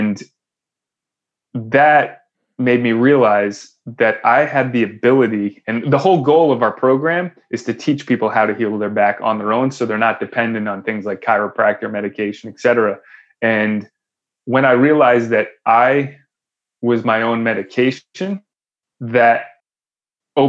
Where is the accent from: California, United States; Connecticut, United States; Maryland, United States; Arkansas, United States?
Connecticut, United States; I grew up in Connecticut